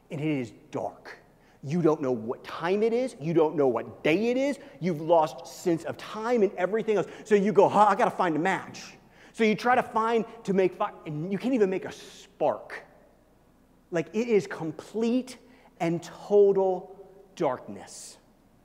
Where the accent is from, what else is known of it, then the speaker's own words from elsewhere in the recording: Missouri, United States; now in Colorado, United States; where I grew up in Missouri